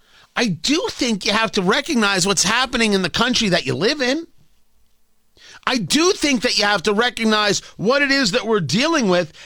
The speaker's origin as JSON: {"language": "English", "country": "United States", "said": "I'm an American. Our country is being invaded right now."}